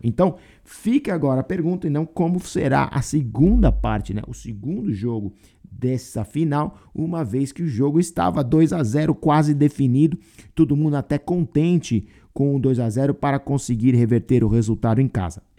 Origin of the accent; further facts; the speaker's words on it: Brazil; now in United States; como brasileiro